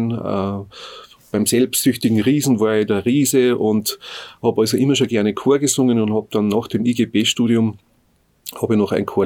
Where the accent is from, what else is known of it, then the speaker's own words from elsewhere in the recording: Hohenzell / Höhenhardt, Innviertel, Upper Austria, Austria; now in Bad Goisern, Austria; ich komme aus dem Innviertel, ganz genau aus Höhenhardt. Das ist eigentlich eine Skispringer-Hochburg.